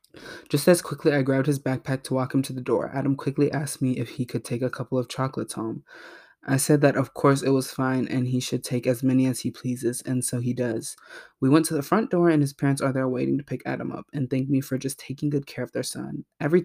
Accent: Canada; I am Canadian with government-run healthcare systems. They are provincially run. I moved Providences recently.

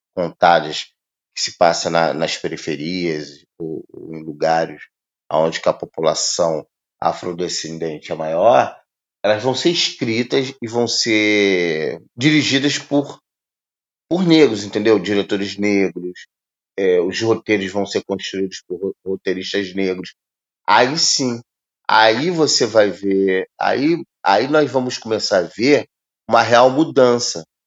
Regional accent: Brazil

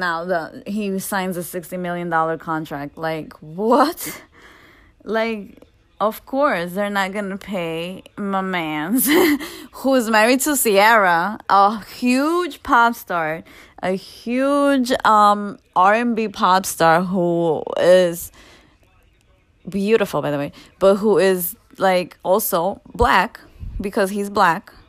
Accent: New York, United States; I'm from New York

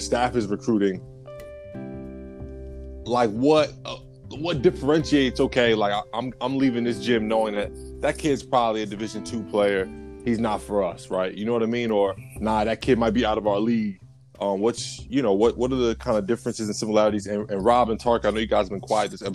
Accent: New Jersey, United States; growing up in Jersey, being in the area

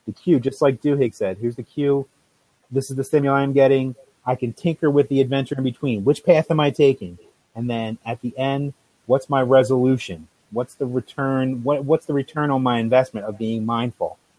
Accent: New Jersey, United States; I'm from South Jersey, yeah. Italian.

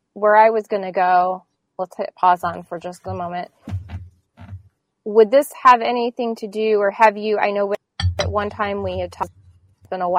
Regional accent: Central Illinois, United States; my hometown here in Central Illinois

